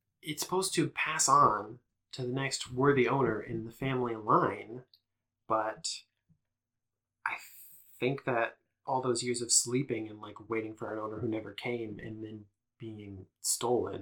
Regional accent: Georgia, United States; I'm from Georgia

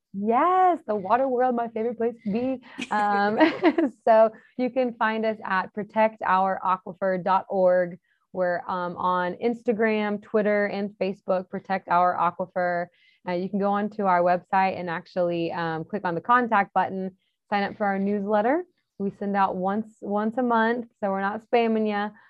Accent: Texas, United States; I'm from Texas

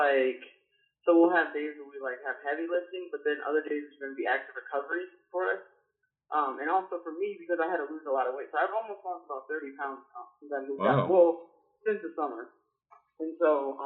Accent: Chicago, Illinois, United States; moved away as an adult; now in Tempe, United States; I'm from the Chicago area, so we don't have mountains there

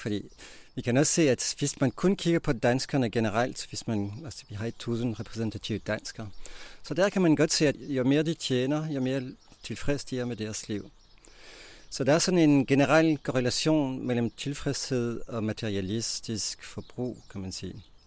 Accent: Belgium; Danish is a second language; moved away as an adult; now in Denmark; Jeg kommer fra Belgien

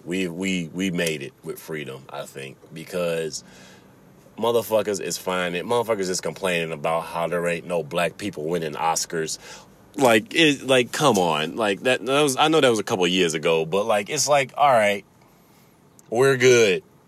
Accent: Chicago, Illinois, United States; accent: Chicago; now in Michigan, United States; I've been told that I have a Chicago accent. Uh, I've lived in Michigan for like half my life, but uh I got a Chicago accent because that's where I grew up

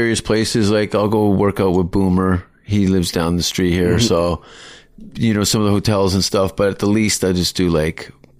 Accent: Canada; No, but I'm pretty talented from Canada.

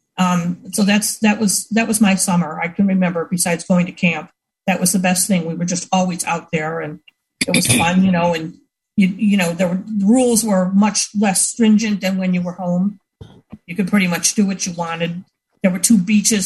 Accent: Buffalo, New York, United States; I grew up in Buffalo and in Buffalo, New York

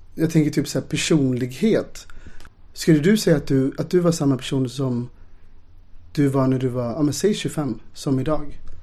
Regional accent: Ulricehamn, Västra Götaland, Sweden; moved away; då bodde jag i Ulricehamn där jag är uppvuxen

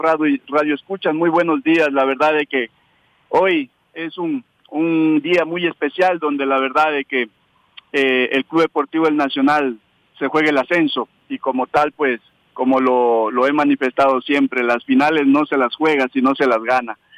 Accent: Ecuador; entrenador ecuatoriano

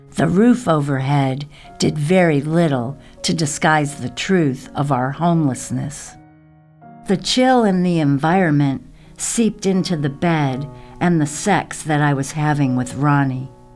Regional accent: the South, United States; moved away; growing up hippie, surviving the South

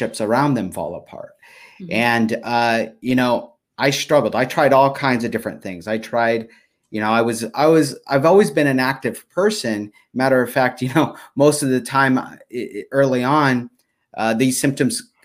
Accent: Stockton, California, United States; I grew up in Stockton. Yeah, in Stockton, California, and not in the best environment

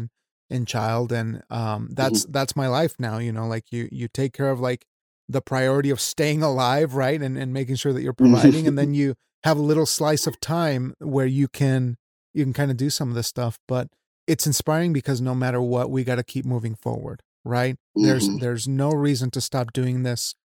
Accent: Wyoming, United States; I'm from Wyoming. I'm Mexican, but like I was raised in the state of Wyoming where nothing happens.

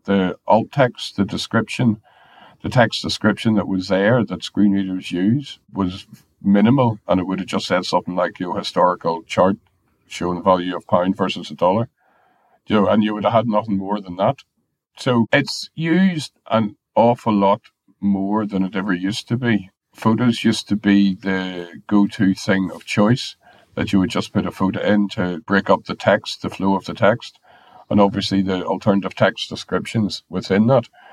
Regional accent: Ireland; I'm Irish

